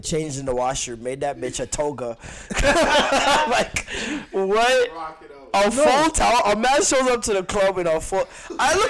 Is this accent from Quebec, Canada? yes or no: no; Vaughan, Ontario, Canada; I'm from Maple still